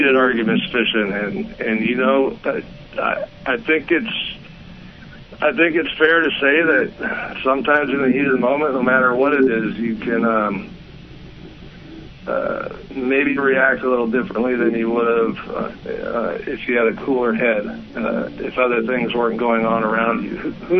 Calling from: California, United States; from California.

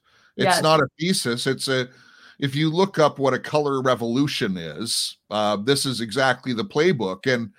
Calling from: Canada; and I'm broadcasting from Canada.

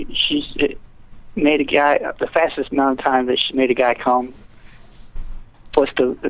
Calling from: Gulfport, Mississippi, United States; calling from Gulfport, Mississippi.

